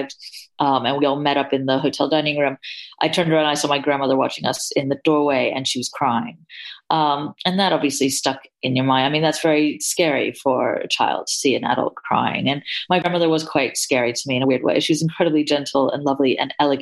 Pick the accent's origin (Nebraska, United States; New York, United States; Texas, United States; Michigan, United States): New York, United States; I grew up in New York